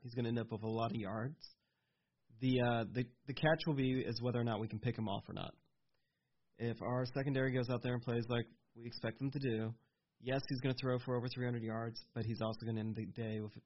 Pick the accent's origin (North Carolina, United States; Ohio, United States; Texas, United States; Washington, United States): Texas, United States; I'm from Texas